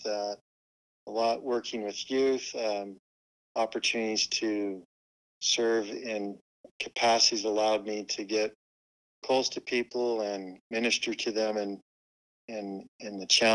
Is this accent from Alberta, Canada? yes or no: yes; Calgary, Alberta, Canada; moved away as an adult; also born or lived in Utah / Cedar City; I was born and raised in Calgary, Alberta, Canada